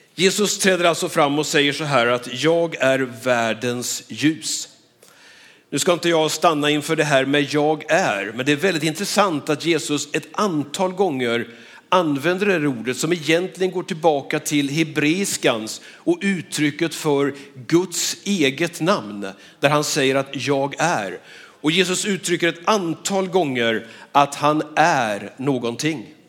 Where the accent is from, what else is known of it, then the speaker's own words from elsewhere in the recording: Skövde, Västra Götaland, Sweden; Jag är född och uppvuxen här i Skövde